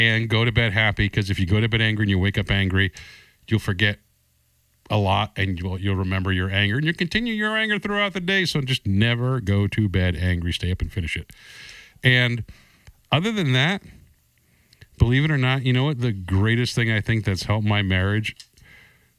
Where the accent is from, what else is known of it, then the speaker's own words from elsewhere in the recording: New England, United States; I come from New England